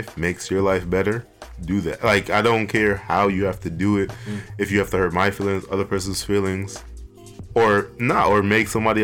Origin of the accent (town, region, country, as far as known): New York City, New York, United States; born or raised there; also born or lived in Trinidad / Bronx, New York